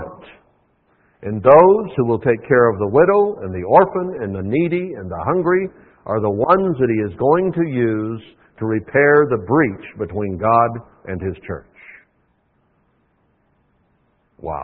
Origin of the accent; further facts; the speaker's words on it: United States; as an American in the church here